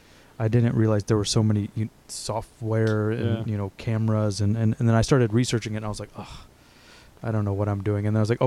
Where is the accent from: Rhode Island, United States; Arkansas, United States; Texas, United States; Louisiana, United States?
Texas, United States; I'm from Texas, so I can talk to him a little bit about